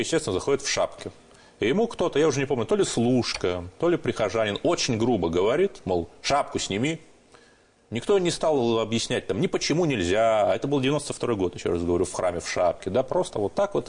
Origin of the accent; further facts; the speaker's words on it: Cherepovets, Vologda Oblast, Russia; Я родился и рос в Череповце